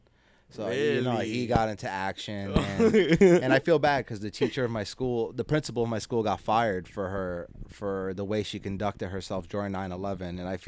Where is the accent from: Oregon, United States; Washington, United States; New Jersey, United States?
New Jersey, United States; born there; I was born in Jersey. That's it. We rep for our area.